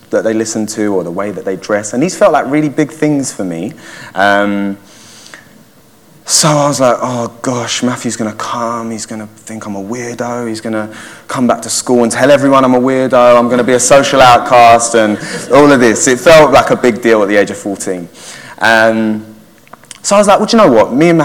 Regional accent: Waltham Forest, London, United Kingdom; I grew up in Waltham Forest and went to secondary school over there

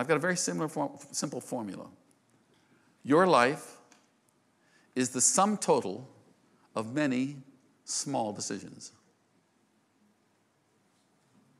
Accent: United States; I'm an American

